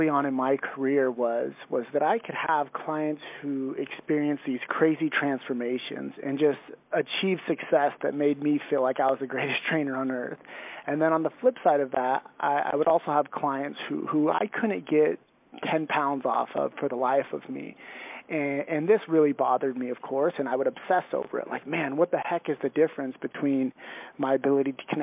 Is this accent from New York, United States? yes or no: no; San Luis Obispo, California, United States; I grew up on the central coast of California in a small town called San Luis Obispo